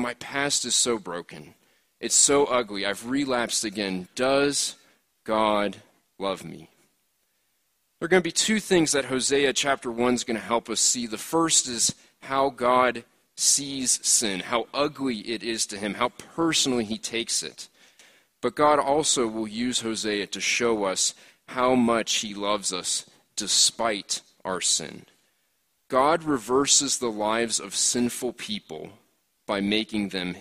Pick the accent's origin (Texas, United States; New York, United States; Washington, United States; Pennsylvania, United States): Pennsylvania, United States; Philadelphia; moved away; back home where I grew up in Philadelphia